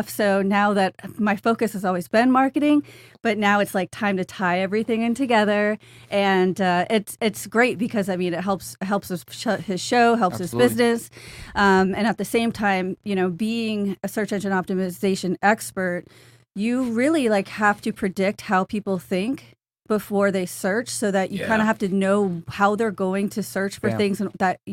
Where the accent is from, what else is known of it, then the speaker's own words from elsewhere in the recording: South Florida, United States; moved away as an adult; I'm from South Florida. I lived here 30-something years and moved up north for a job